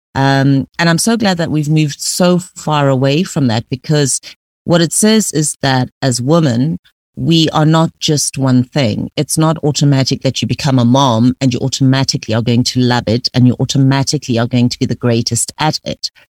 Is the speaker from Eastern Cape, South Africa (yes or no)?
no; Pretoria, Gauteng, South Africa; I grew up in Pretoria